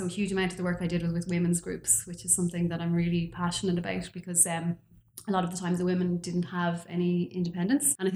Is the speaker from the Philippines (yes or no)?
no; Dublin, Leinster, Ireland; moved away as an adult; also born or lived in Galapagos Islands; I'm from Dublin originally.